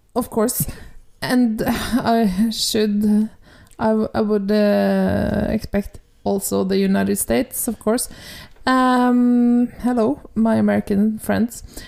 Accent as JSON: {"language": "English", "country": "Norway", "accent": "Norwegian", "second_language": "English", "said": "my Norwegian accent"}